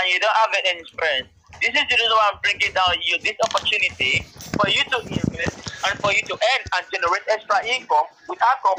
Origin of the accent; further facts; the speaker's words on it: United Kingdom; I'm from the UK.